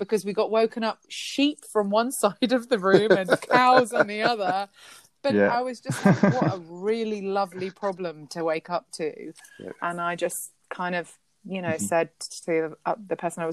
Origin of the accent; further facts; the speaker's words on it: London, United Kingdom; moved away as an adult; also born or lived in Iran / San Francisco; now in Yorkshire, United Kingdom; grew up in West London, schooled, raised, and now I live 5 hours drive away from there in a quiet village